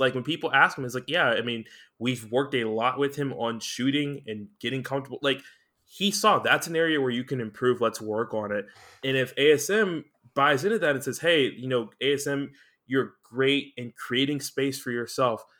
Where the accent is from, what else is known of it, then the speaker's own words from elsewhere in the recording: United States; being American